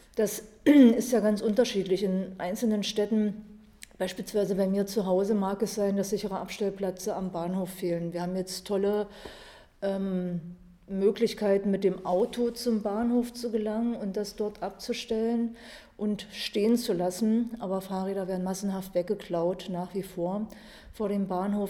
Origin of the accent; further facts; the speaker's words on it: Dessau, Saxony-Anhalt, Germany; aus Dessau. Da bin ich geboren und lebe bis heute dort